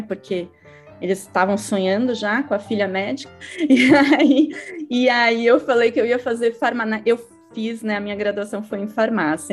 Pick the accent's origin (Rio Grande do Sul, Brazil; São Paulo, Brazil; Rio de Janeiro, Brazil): São Paulo, Brazil; eu sou aqui de São Paulo, lá no Tatuapé